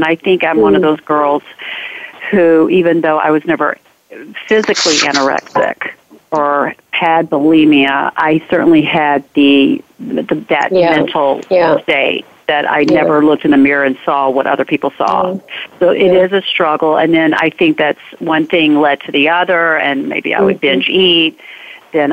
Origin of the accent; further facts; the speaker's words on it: the South, United States; growing up in the South, in the economic societal bracket I was in, my family was in, you were expected to be a certain way.